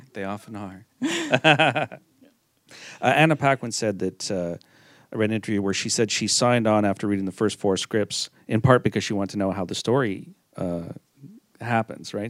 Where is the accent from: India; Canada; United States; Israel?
Canada; Montreal, Quebec; my hometown